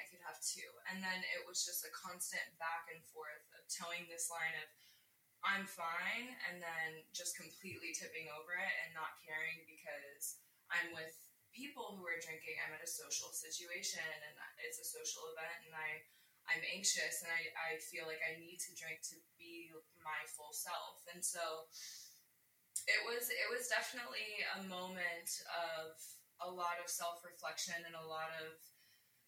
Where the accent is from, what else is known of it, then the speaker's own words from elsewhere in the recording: Florida, United States; I grew up in Florida in a very small town